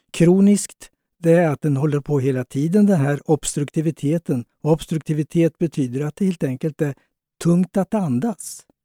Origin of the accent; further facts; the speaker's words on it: Småland, Sweden; Fast jag är smålänning så slängde jag dem.